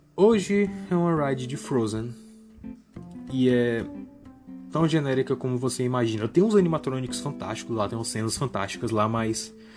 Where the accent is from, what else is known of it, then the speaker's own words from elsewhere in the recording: Brazil; eu, como brasileiro